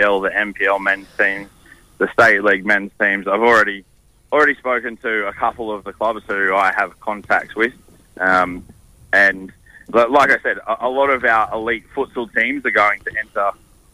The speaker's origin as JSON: {"language": "English", "region": "Queensland", "country": "Australia", "moved": "as an adult", "lives_now": "Perth, Australia", "said": "there certainly will always be a part of me that calls Queensland home, but Perth and WA certainly is home"}